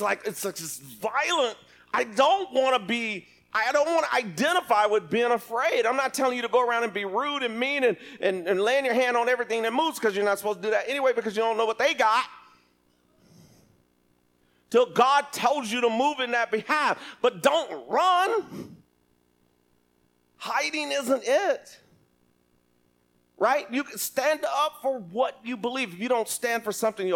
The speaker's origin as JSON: {"language": "English", "town": "Lubbock", "region": "Texas", "country": "United States", "tie": "born or raised there", "said": "I grew up in Lubbock, Texas"}